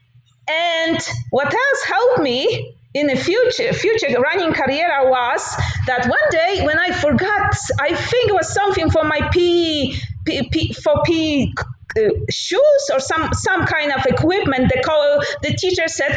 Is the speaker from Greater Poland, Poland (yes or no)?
no; Tarnogród, Lublin Voivodeship, Poland; English is a second language; moved away as an adult; now in United States; I'm originally from Poland, small village, Tarnogród, very close to Belarus in Ukraine. So I grew up walking everywhere.